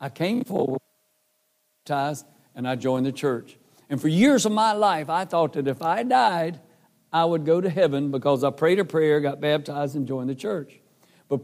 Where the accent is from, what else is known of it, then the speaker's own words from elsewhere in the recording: Carthage, North Carolina, United States; moved away as an adult; also born or lived in Raleigh, North Carolina / Nashville, Tennessee; I live in Carthage, North Carolina